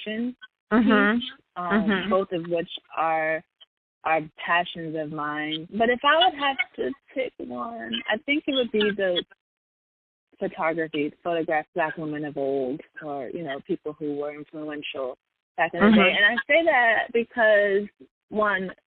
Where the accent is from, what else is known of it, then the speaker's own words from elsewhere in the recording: Upper Marlboro, Maryland, United States; I was born and raised in Upper Marlboro, which is part of the DMV